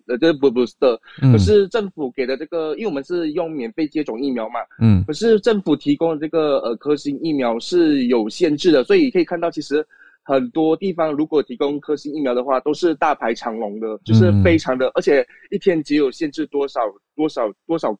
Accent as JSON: {"language": "Chinese", "country": "Malaysia", "said": "对，马因为我们马来西亚人是比较多是穆斯林嘛，穆斯林一生都要去那个麦加朝圣"}